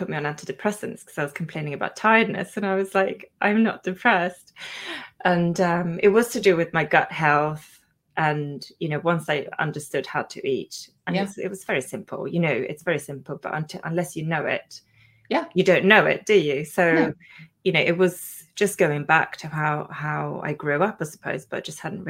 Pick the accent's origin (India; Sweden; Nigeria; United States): Sweden; English is a second language; now in England, United Kingdom; Then I had my own kind of epiphany again when I moved to England from Sweden, where, you know, when you come here, the lifestyle is really different